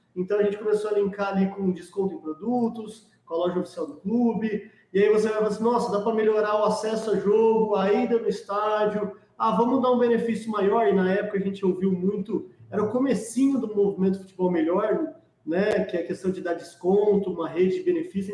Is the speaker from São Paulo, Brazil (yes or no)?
yes; Ribeirão Preto, São Paulo, Brazil; Eu sou de Ribeirão Preto